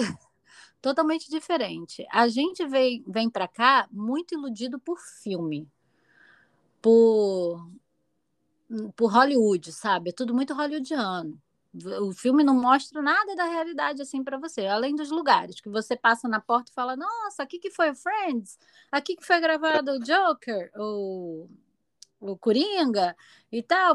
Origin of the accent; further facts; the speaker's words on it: Rio de Janeiro, Brazil; moved away as an adult; eu vim praticamente da favela, né? Da Cidade de Deus